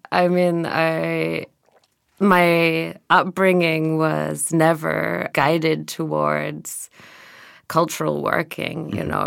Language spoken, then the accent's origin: English; Glasgow, Scotland, United Kingdom; moved away as an adult; now in Berlin, Germany; I moved to Berlin when I was 21 from Glasgow.